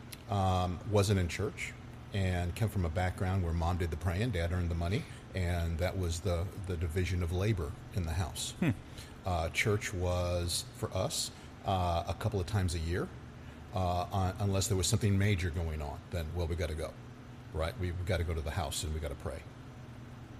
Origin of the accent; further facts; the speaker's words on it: Irving, Texas, United States; I grew up in Irving